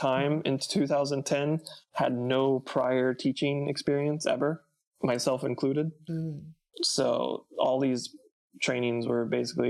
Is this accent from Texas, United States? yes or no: no; North Carolina, United States; moved away as an adult; also born or lived in Georgia; I was born in Georgia, but I moved to North Carolina when I was about fourth grade. Okay. So most of my life was probably spent in North Carolina